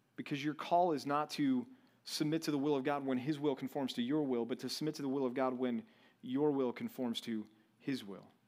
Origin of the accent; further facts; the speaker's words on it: Texas, United States; moved away; growing up in Texas